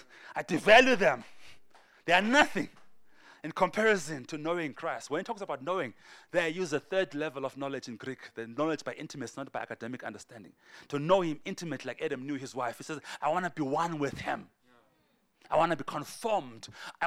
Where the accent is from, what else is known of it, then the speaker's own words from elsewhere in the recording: Port Elizabeth, Eastern Cape, South Africa; I grew up in Paul Elizabeth. Both my parents have passed away. I grew up poor, struggled